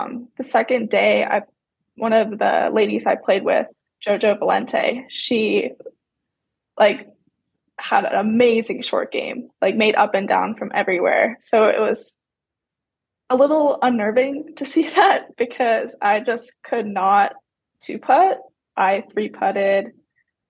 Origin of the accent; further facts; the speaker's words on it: Tilbury, Ontario, Canada; moved away as an adult; also born or lived in Georgia / Mercer University (Georgia); now in United States; I grew up in Tilbury, Ontario, Canada, which is like 12 hours from Bennington, Vermont